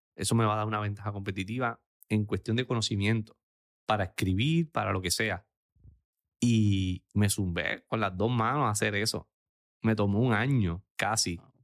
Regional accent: Aguadilla, Puerto Rico; mi pueblo de Aguadilla

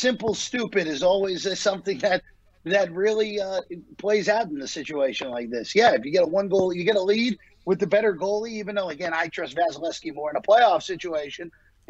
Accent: New Jersey, United States; growing up on the New Jersey side

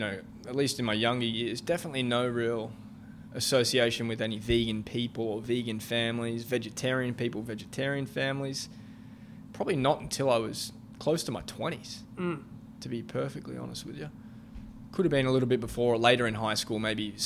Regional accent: Australia; I'm from Australia, so I think our school systems are a little bit different

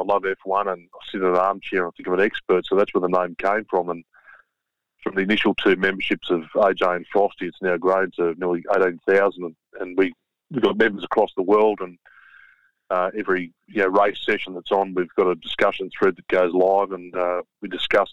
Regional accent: Sydney, New South Wales, Australia; as a kid growing up in Sydney.

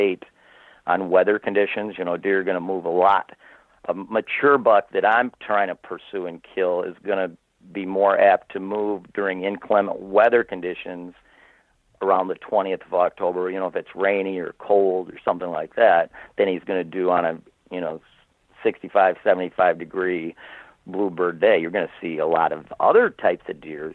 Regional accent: Michigan, United States; I'm from Michigan, which is the most heavily bow-hunted state in the country

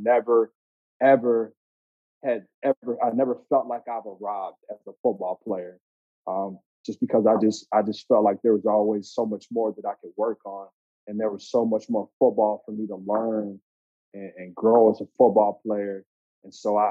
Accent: Andrews, Texas, United States; moved away as an adult; also born or lived in Madison, Wisconsin; Andrews is a small West Texas town, probably about 10,000 people. So I was born and raised there

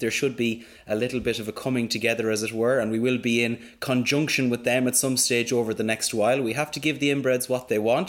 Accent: Mayo, Connacht, Ireland; we are from Mayo

